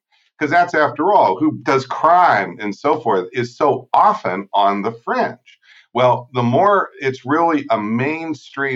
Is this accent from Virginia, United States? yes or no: no; Erie, Pennsylvania, United States; I'm from Erie, Pennsylvania, but I went to Catholic primary school and high school